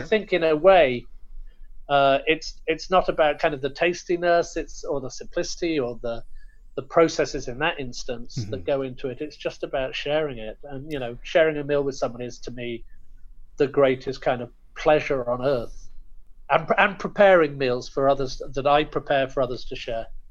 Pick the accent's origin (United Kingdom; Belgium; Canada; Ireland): United Kingdom; I'm obviously British, uh, British Indian or Anglo Indian